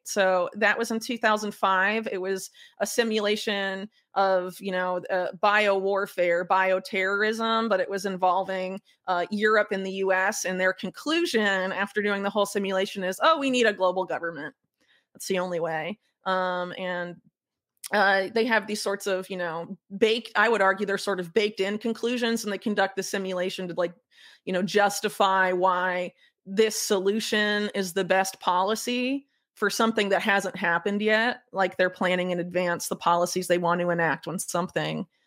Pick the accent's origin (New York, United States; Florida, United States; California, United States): Florida, United States; Sarasota; moved away as an adult; also born or lived in North Carolina; now in South America; I grew up in Florida, Sarasota